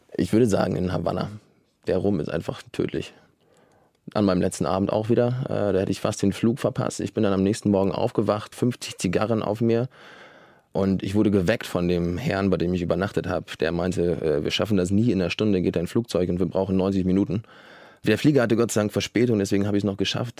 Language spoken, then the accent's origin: German; Flensburg, Schleswig-Holstein, Germany; Ich komme ja aus Flensburg